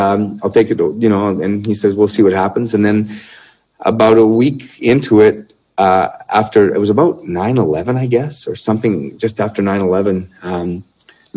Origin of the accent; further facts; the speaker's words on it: Canada; as a Canadian musician, entertainer.